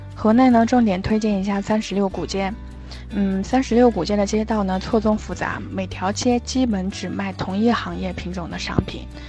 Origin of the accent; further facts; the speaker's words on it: China; 我们中国人对茶的情，深入骨髓